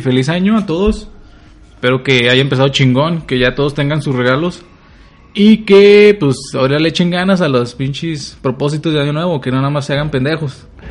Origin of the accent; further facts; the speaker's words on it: Durango, Mexico; moved away; Fui a mi tierra natal, Durango